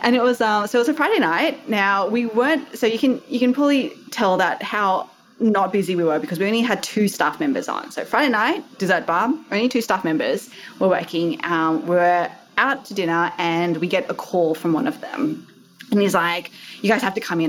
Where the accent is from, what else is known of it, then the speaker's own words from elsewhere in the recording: Australia; accent: Aussie; also born or lived in Sydney, Australia; You might be able to tell from my accent, I am Aussie.